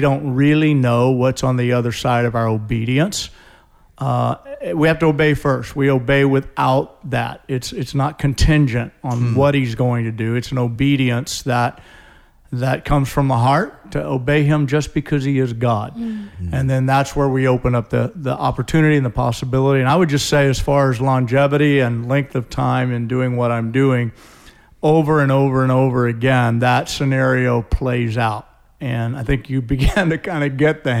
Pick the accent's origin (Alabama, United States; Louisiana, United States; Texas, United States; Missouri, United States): Missouri, United States; St. Louis; moved away as an adult; now in Tacoma, United States; Came from St. Louis. I grew up in St. Louis, Missouri.